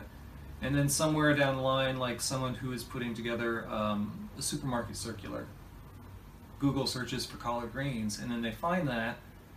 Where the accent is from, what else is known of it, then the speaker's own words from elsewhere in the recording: Missouri, United States; moved away as an adult; now in New York, United States; I'm from Missouri.